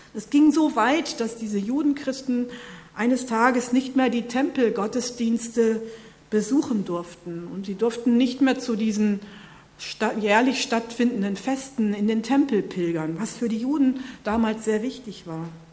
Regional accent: North Rhine-Westphalia, Germany; moved away; In meiner Heimat

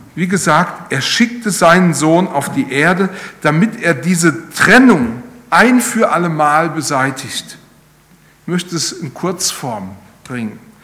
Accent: Rhineland-Palatinate, Germany; Ich komme ja aus Rheinland-Pfalz

